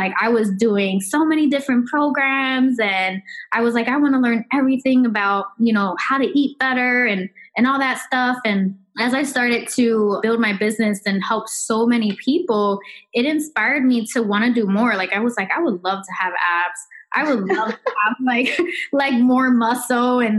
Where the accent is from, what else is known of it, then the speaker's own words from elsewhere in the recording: Philadelphia, Pennsylvania, United States; I know she's from Philadelphia. I'm from Philadelphia.